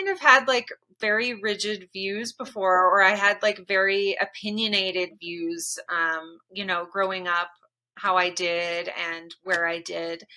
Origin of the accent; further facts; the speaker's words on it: Kent, Washington, United States; I grew up in Kent, Washington